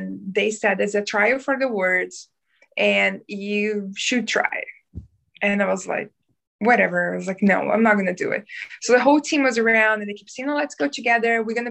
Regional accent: South Region, Brazil; English is a second language; moved away as an adult; also born or lived in North Brazil; now in New Zealand; I'm Brazilian from south of Brazil.

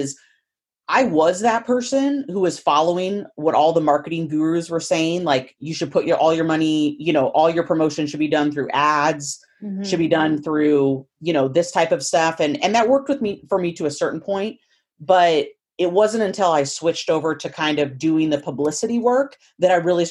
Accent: Willamette Valley, Oregon, United States; moved away as an adult; now in Idaho, United States; I grew up in the Willamette Valley

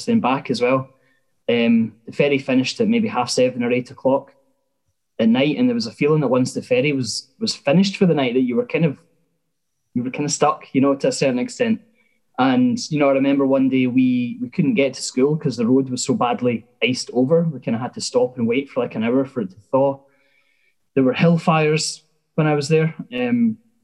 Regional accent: Glenrothes, Scotland, United Kingdom; I'm from Glenrothes in Fife

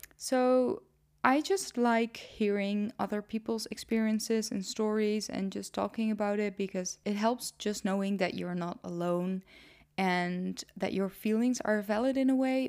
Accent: Netherlands; English is a second language; also born or lived in Nijmegen; I am Dutch. was born and raised in the Netherlands

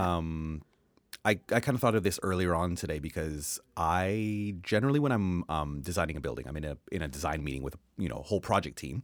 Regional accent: Canada; accent: Canadian; it's my Canadian accent

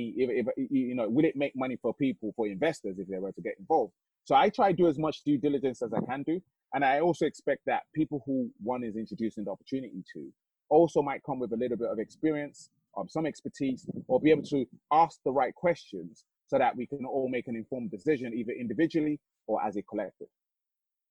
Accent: Nigeria; now in United Kingdom; as a Nigerian

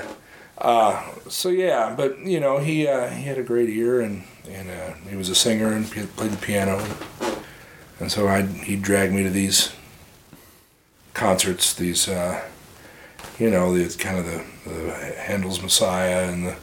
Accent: St. Charles, Missouri, United States; I grew up in St. Charles

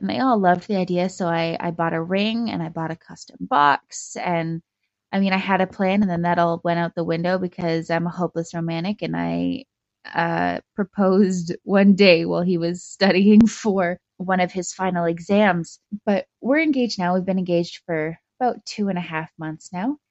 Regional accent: Calgary, Alberta, Canada; I'm from Calgary in Canada.

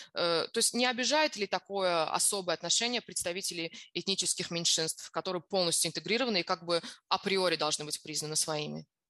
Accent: Azerbaijan; я сама из Азербайджана

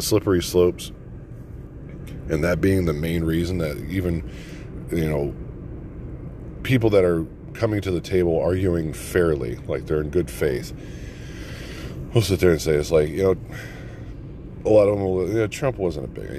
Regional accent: United States; we're American first.

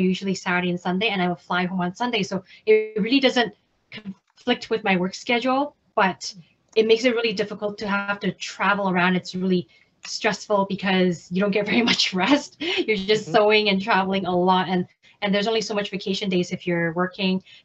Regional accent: Canada; also born or lived in Hong Kong; I'm from Canada

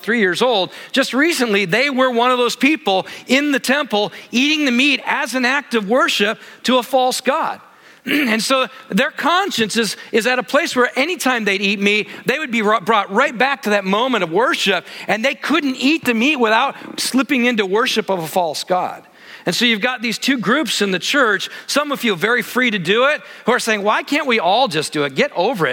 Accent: Michigan, United States; I grew up in Michigan, lots of lakes everywhere

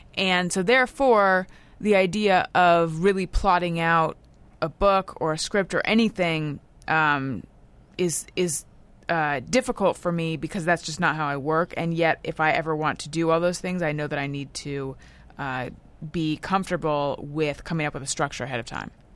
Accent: Orange County, California, United States; I grew up in Orange County.

